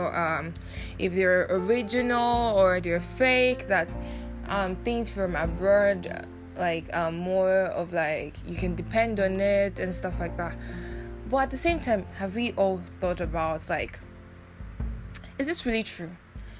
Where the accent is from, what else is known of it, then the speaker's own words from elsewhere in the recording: Nigeria; now in Taiwan; As a Nigerian who grew up in Nigeria, but currently staying abroad, here in Taiwan